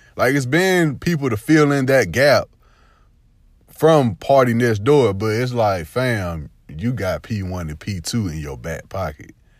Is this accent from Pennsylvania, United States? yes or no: no; Phenix City, Alabama, United States; I'm from the South, man. I'm from, uh, Phoenix City, Fort Mitchell. We like a hour forty, hour thirty away from Atlanta